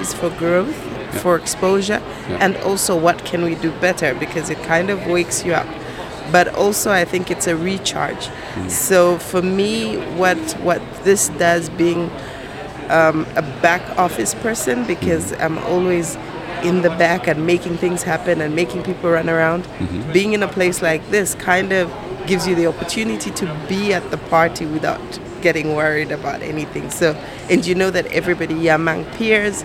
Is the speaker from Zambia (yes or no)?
yes; Lusaka, Lusaka Province, Zambia; I come from Lusaka, Zambia.